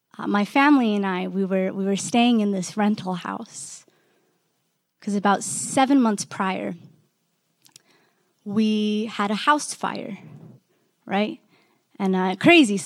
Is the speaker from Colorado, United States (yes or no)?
yes; Denver, Colorado, United States; I was born and raised in Denver, Colorado